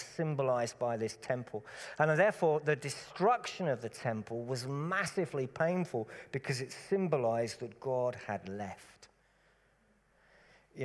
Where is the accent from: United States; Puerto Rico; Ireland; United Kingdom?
United Kingdom; Cambridgeshire, East of England; When I grew up in Cambridgeshire, Cambridgeshire is very, very flat, very, very boring countryside